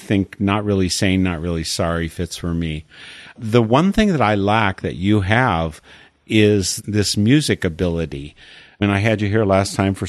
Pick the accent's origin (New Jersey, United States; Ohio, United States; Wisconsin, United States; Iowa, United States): Wisconsin, United States; Oconomowoc; moved away as an adult; now in Eau Claire, United States; I grew up basically in Oconomowoc, about 30 miles out of Milwaukee